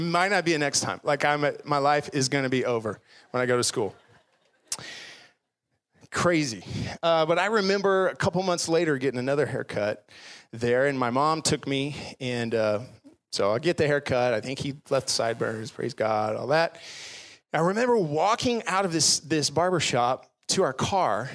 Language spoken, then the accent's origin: English; Garland, Texas, United States; I grew up in Garland, which is just down the road, went to Webb Middle School